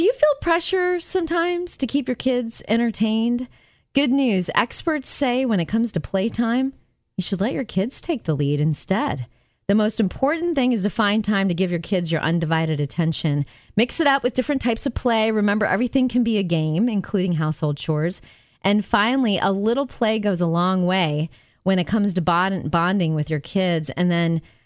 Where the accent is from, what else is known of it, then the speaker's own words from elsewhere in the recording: outside of Chicago, Illinois, United States; I grew up right outside of Chicago